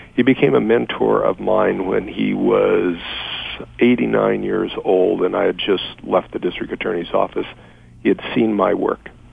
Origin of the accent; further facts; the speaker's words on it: Los Angeles, California, United States; born and raised in Los Angeles, my father was an immigrant from Mexico, grew up in South Central Los Angeles